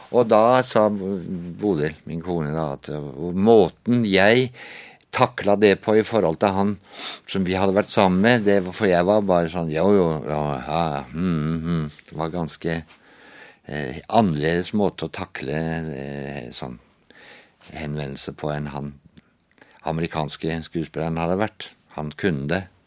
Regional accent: Flekkefjord, Agder, Norway; moved away; Jeg kommer fra Flekkefjord. Og der eh, vokste jeg jo opp i en eh, flott familie

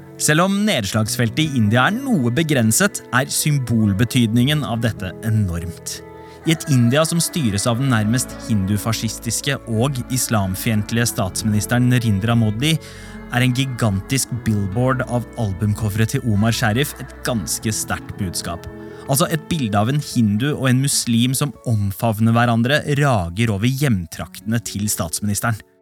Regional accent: Norway; minner som definerer oss som nordmenn

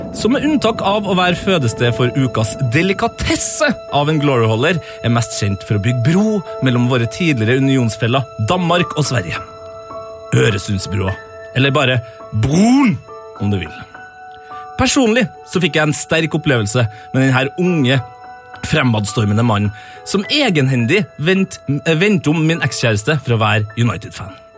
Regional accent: Trøndelag, Norway; både som trønder, nordmann

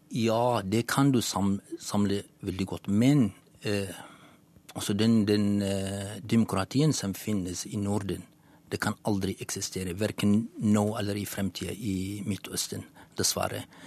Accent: Syria; first language Kurdish; Norwegian is a second language; moved away as an adult; now in Norway; kurder fra Syria

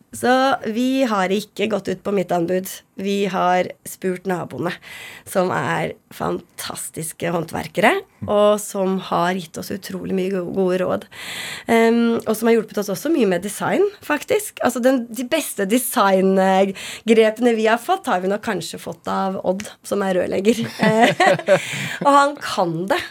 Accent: Nes, Akershus, Norway; Jeg er fra Nes på Romerike.

